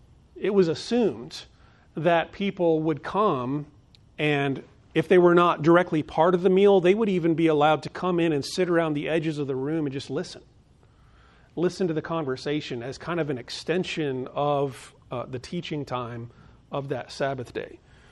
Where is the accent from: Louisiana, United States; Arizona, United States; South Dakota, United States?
Arizona, United States; Phoenix; In fact, where I grew up in Phoenix, Arizona, most of the homes were in like neighborhoods